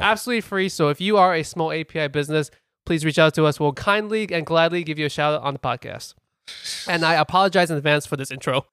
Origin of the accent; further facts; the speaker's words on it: United States; we're American